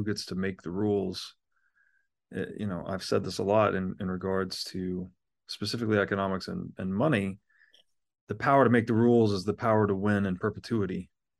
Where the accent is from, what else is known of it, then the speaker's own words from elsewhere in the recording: United States; sitting here as an American.